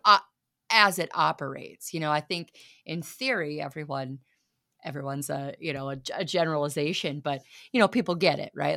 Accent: southern Iowa, United States; also born or lived in Canton, South Dakota; now in Watertown, United States; I'm from Iowa originally, but further, further south, than Northwest Iowa

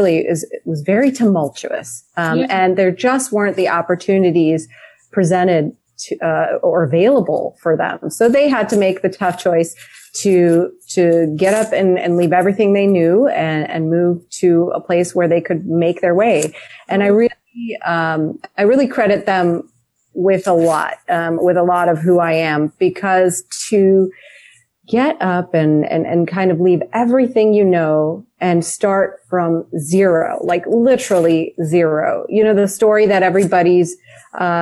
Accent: Romeoville, Illinois, United States; moved away as an adult; also born or lived in Brooklyn, New York / Pittsburgh; now in California, United States; I grew up in this really small town called Romeoville, Illinois

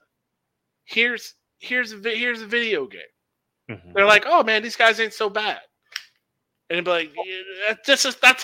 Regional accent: United States; I as an American

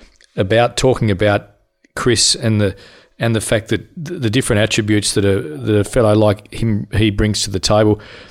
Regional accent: Tasmania, Australia; we're from Tasmania

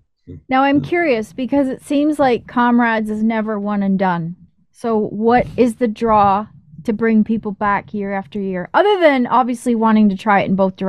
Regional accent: Canada; we're Canadian.

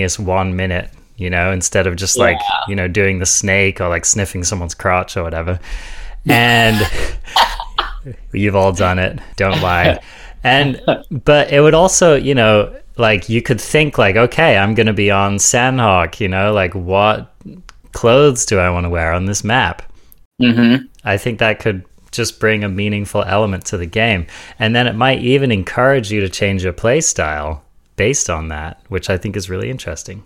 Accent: United Kingdom; I'm British

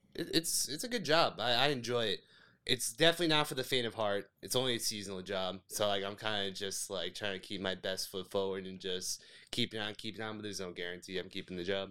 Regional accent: Long Island, New York, United States; Born and raised in Long Island.

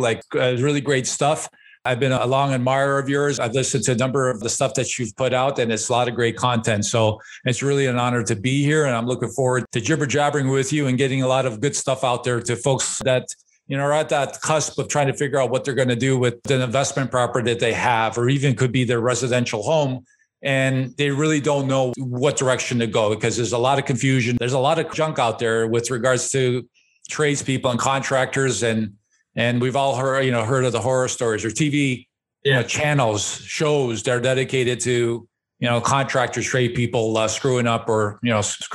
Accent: Chicago, Illinois, United States; now in Canada; And I grew up in Chicago, and I grew up in a one-bedroom apartment with my immigrant parents

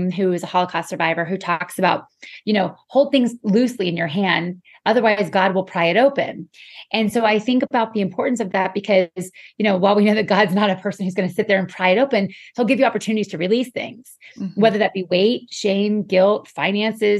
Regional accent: Western Pennsylvania, United States; now in Florida, United States; I'm originally from Western Pennsylvania, but I'm a Florida girl through and through

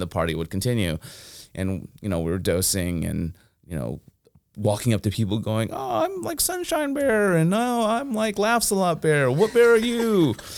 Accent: Fresno, California, United States; moved away as an adult; also born or lived in Philadelphia / San Luis Obispo; I grew up in Fresno, and Fresno is, like, a red dot in blue California

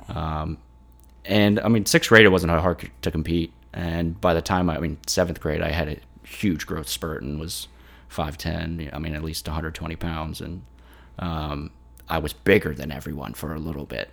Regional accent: Mechanicsville, Virginia, United States; also born or lived in Richmond, Virginia; Mechanicsville, Virginia. Born and raised, or born in Richmond at least, uh, and grew up in Mechanicsville.

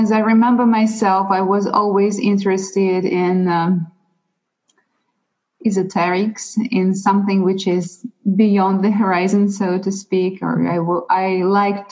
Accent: Russia; accent: Russian and Ukrainian; English is a second language; moved away; also born or lived in Ukraine; Originally, I'm from Russia. So if somebody is curious about my accent, it's from Russia and from Ukraine.

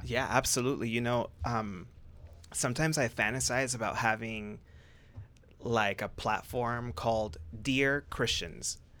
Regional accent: Orange County, California, United States; I am originally from Orange County, which, by the way, y'all, is not what you see on T V. I grew up, I grew up middle class

